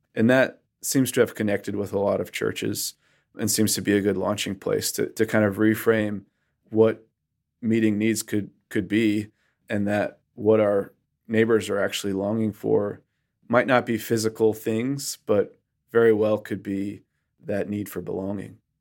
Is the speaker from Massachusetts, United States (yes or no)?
yes; Western Massachusetts, United States; moved away as an adult; now in North Carolina, United States; I grew up in Western Massachusetts, in a place that Barna calls the most post-Christian area of the United States